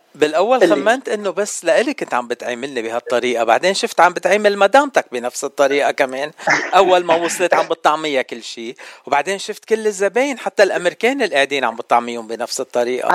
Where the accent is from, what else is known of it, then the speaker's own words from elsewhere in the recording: Lebanon; أنا لبناني